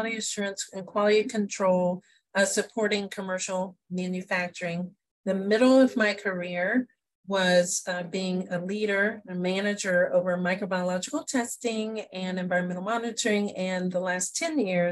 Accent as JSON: {"language": "English", "town": "Indianapolis", "region": "Indiana", "country": "United States", "tie": "born or raised there", "also_born_or_lived": "Oxford, Ohio", "said": "I'm from Indianapolis, Indiana. So I'm a Hoosier"}